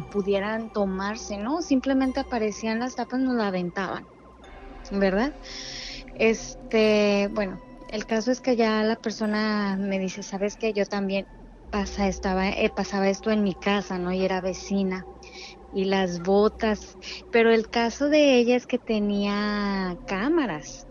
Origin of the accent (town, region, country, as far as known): Mexicali, Baja California, Mexico